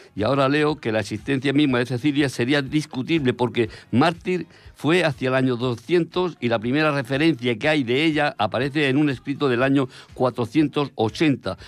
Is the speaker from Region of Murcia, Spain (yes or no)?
yes; Abanilla, Region of Murcia, Spain; moved away; el pueblo que me vio nacer y que me, soporta cuando voy, en Abanilla, Murcia